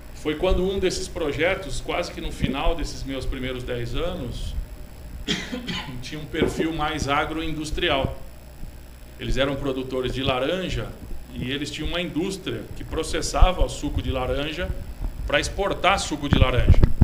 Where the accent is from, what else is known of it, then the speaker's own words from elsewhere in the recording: São Paulo, Brazil; moved away as an adult; now in Botucatu, Brazil; sou de São Paulo, capital